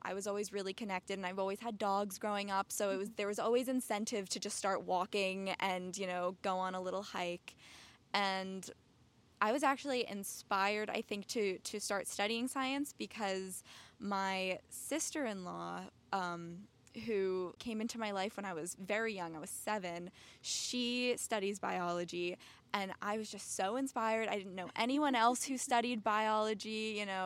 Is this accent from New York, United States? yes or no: yes; New York, United States; I grew up in New York